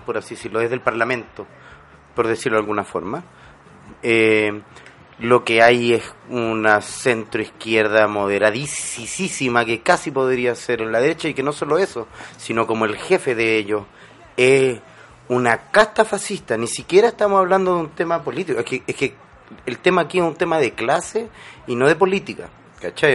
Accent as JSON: {"language": "Spanish", "country": "Chile"}